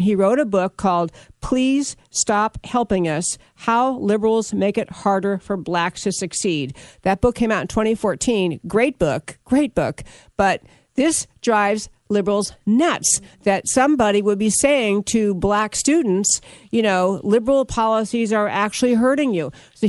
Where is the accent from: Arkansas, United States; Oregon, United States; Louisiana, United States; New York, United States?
New York, United States; I grew up in New York, and this is how we talk.